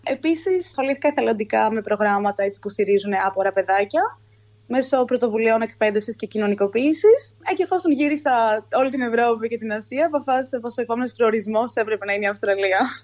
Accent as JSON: {"language": "Greek", "town": "Athens", "region": "Attica", "country": "Greece", "tie": "born or raised there", "moved": "as an adult", "lives_now": "Sydney, Australia", "said": "γεννήθηκα μεγαλώσει στην Αθήνα"}